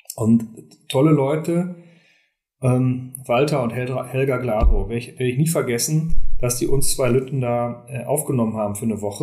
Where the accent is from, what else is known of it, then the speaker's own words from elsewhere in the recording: Germany; Wir sind Deutsche